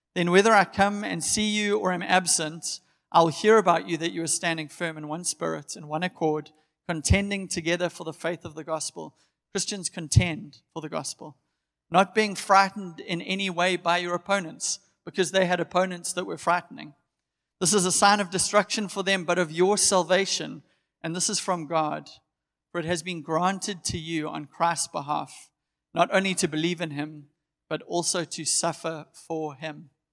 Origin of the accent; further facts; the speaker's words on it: Durban, KwaZulu-Natal, South Africa; I'm born and bred in Durban. I've always lived here